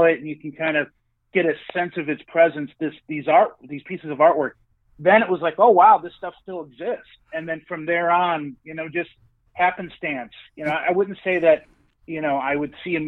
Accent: Chicago suburbs, Illinois, United States; I grew up in the Chicago suburbs.

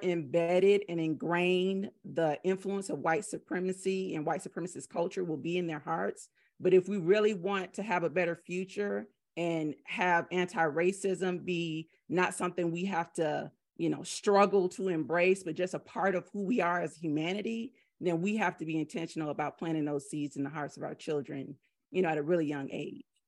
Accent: the South, United States; I'm from the South.

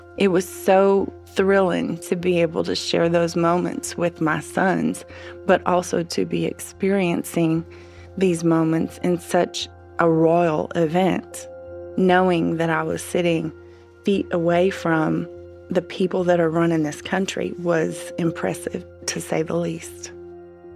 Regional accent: Midwest, United States; moved away as an adult; also born or lived in Abu Dhabi, United Arab Emirates; being a Midwesterner

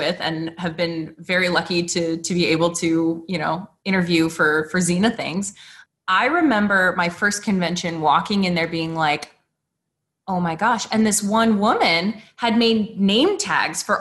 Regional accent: Arizona, United States; I grew up in Arizona

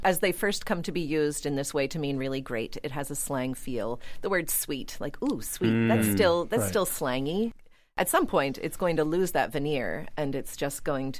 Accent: Pittsburgh, Pennsylvania, United States; I am from Pittsburgh.

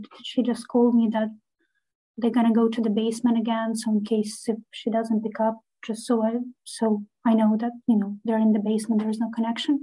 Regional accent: Kyiv Oblast, Ukraine; I'm actually from Kiev, from outskirts

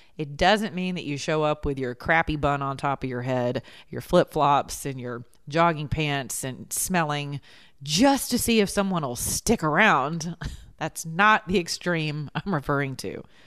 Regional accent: the South, United States; we're from the South

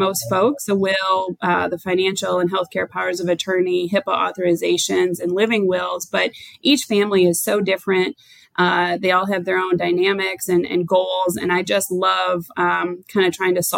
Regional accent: Michigan, United States; moved away as an adult; also born or lived in North Carolina; now in Wilmington, United States; I'm originally from Michigan and I moved to North Carolina about 12 years ago

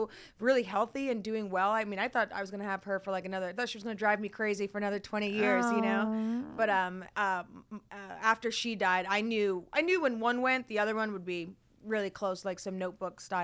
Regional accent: Barrington, Rhode Island, United States; moved away as an adult; also born or lived in Providence, Rhode Island / Miami / New York; now in Los Angeles, United States; I was born and raised in Rhode Island. I was born in Providence, raised in a small town called Barrington

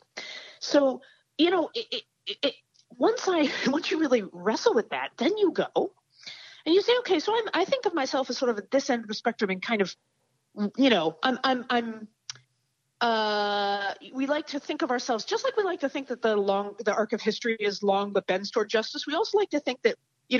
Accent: United States; I grew up in the United States of America too

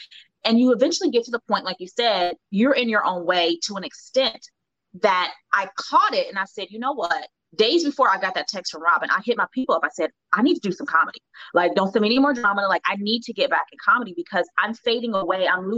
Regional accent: Cincinnati, Ohio, United States; I went to the School for Creative and Performing Arts out of Ohio, Cincinnati, Ohio.

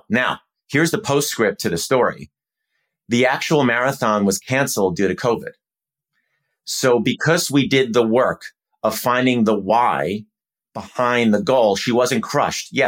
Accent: Minnesota, United States; Well, um, I love, I grew up in Minnesota and I think it would be a celebration of the city and the area more broadly.

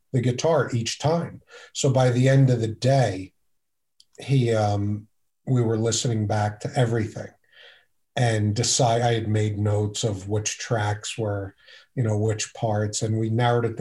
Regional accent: Philadelphia, Pennsylvania, United States; also born or lived in Abington, Pennsylvania; I grew up in Northeast Philadelphia

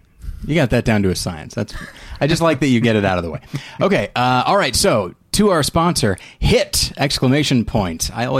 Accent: Taft, California, United States; moved away; also born or lived in Bakersfield; I was born in Bakersfield. We lived in Taft, California.

